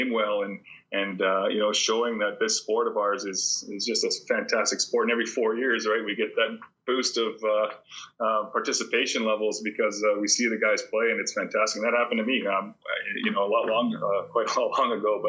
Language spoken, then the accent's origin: English; Athabasca, Alberta, Canada; growing up in a small town, I am from Athabasca